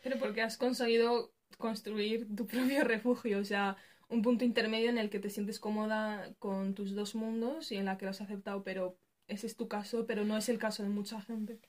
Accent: Spain; also born or lived in Morocco (parents' origin); España, nuestra, el país donde nos hemos criado

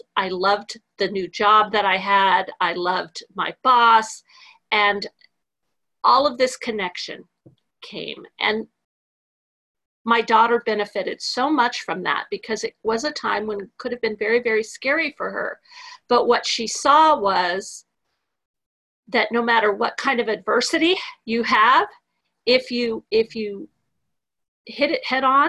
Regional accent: California, United States; also born or lived in New Jersey; now in Texas, United States; I'm a California girl

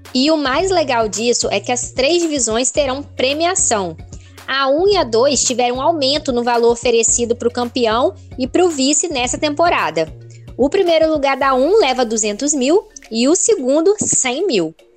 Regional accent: Espírito Santo, Brazil; sou capixaba

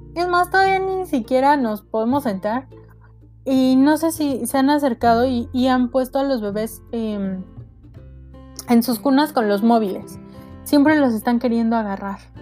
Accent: Mexico; nos conocemos como mexicanos

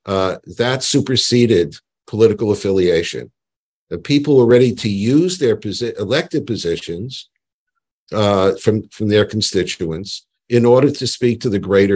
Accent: New York, United States; I grew up in New York.

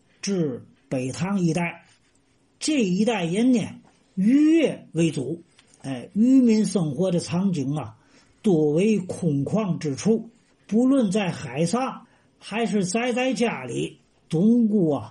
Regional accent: Tianjin, China; now in Tanggu, China; 我从天津卫啊迁到塘沽生活呢，整整是二十年。

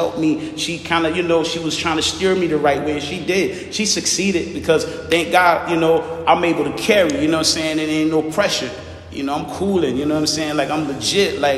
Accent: Savannah, Georgia, United States; also born or lived in Harlem, New York / Broward County, Florida; now in Florida, United States; I was raised in Savannah, Georgia

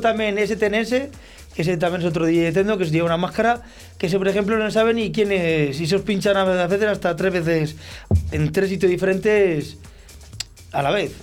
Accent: Olmedo, Castile and León, Spain; si yo soy de Olmedo

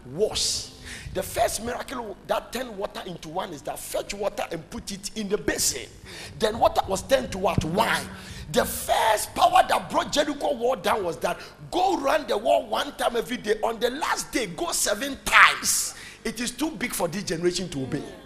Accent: Ghana; I say, Ghana.

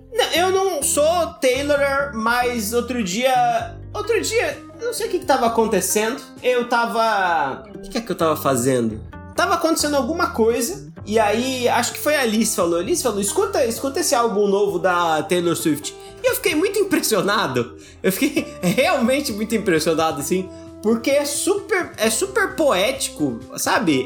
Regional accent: Brazil; A gente, a gente nasceu no Brasil

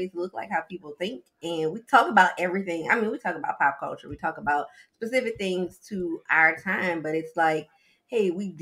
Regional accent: New Orleans, Louisiana, United States; now in Atlanta, United States; I am originally from New Orleans, and now I live in Atlanta, Georgia.

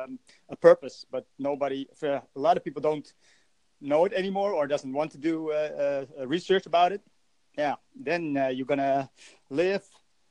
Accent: Netherlands; I'm from Holland

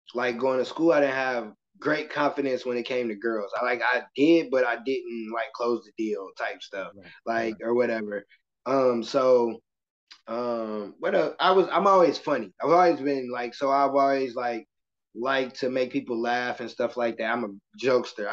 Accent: Michigan City, Indiana, United States; I'm from Michigan City, Indiana. It's a very small town

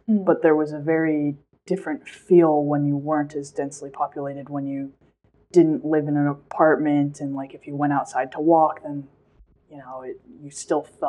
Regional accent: Saratoga, California, United States; moved away as an adult; also born or lived in Cambridge, Massachusetts / Cambridge, United Kingdom / Knoxville, Tennessee; now in Stockholm, Sweden; I'm originally American, so I grew up in California in the Bay Area in this town called Saratoga

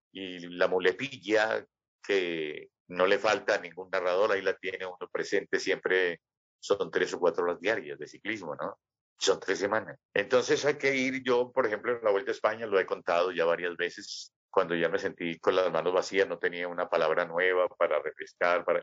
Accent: Antioquia, Colombia; yo soy antioqueño

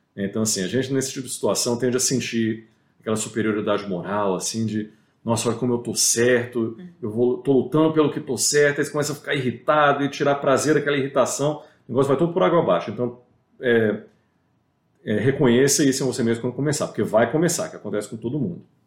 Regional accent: Brazil; moved away; sou brasileiro

